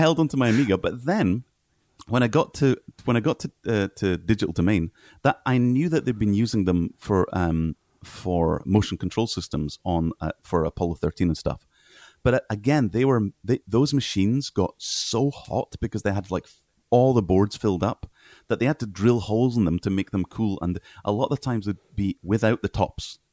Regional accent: Scotland, United Kingdom; moved away as an adult; also born or lived in Kenya; I'm Scottish

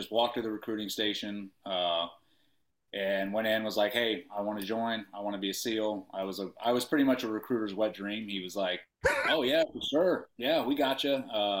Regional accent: Paterson, New Jersey, United States; born there; also born or lived in Indiana; No, I was born in New Jersey, Patterson, New Jersey.

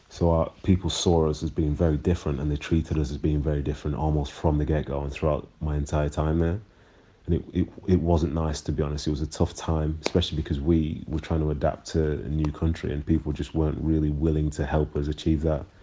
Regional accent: Manchester, North West England, United Kingdom; also born or lived in Nigeria / Miles Platting; being raised in Manchester in the 90s, I did experience a few things. My whole family did because we, you know, we came from we came from Nigeria and we were at the time, I think, one of the very few, if not the only, black family that was in Miles Platting around that time.

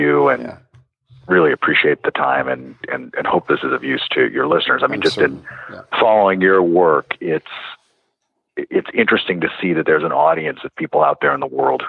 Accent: New Mexico, United States; I grew up out in New Mexico

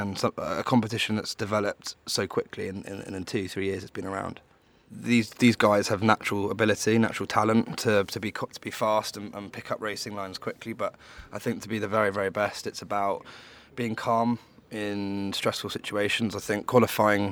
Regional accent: London, United Kingdom; I'm from London

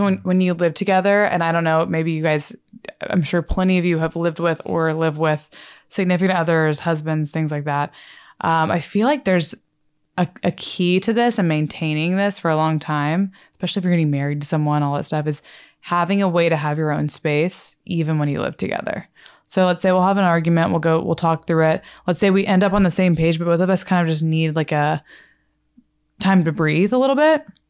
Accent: Texas, United States; I'm from Texas

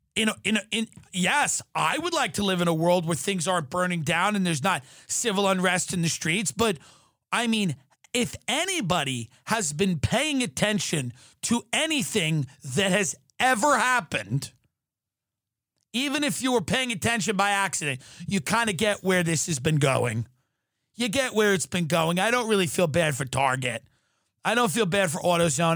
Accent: Long Island, New York, United States; I grew up on Long Island

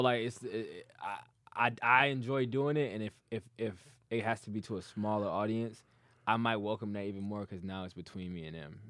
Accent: Dearborn, Michigan, United States; also born or lived in Detroit; I grew up in Dearborn.

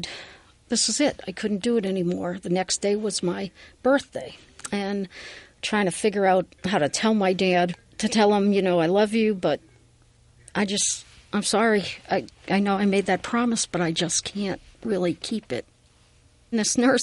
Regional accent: Worcester, Massachusetts, United States; moved away; I am originally from Worcester, Massachusetts

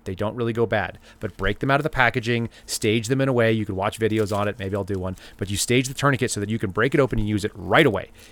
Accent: Dallas, Texas, United States; when I was a kid, I grew up in Dallas

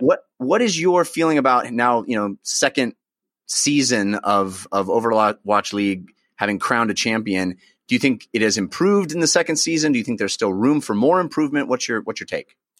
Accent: Bay Area, California, United States; I grew up in the Bay Area

